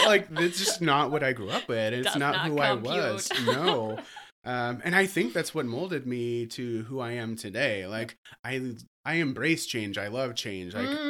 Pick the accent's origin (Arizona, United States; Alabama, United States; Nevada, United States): Alabama, United States; Slapout; also born or lived in Japan; That's the really the town. Like, if anyone knows, like Slapout, Alabama, Slapout, Alabama.